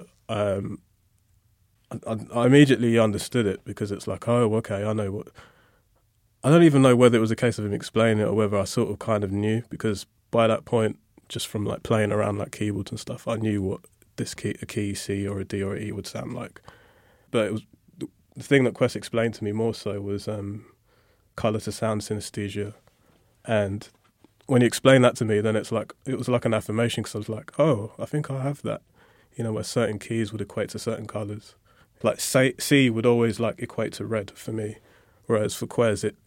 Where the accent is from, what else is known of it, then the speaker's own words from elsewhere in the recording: London, United Kingdom; growing up in Lewisham